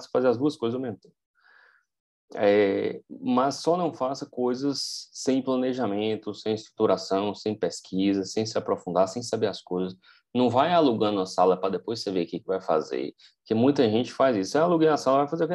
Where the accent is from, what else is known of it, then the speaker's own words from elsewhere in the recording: Vitória da Conquista, Bahia, Brazil; moved away as an adult; eu querer voltar para minha cidade natal, Vitória da Conquista